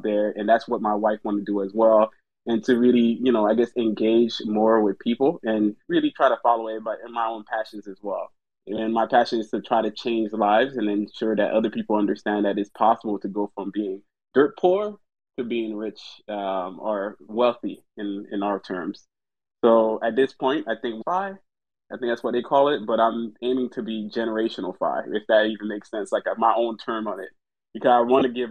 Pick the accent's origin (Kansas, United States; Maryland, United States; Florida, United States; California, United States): Florida, United States; moved away; I'm from Florida originally